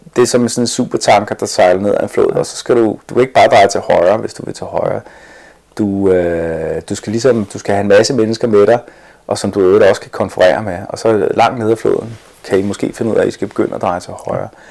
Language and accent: Danish; Denmark; born or raised there; first language English; also born or lived in Boston, United States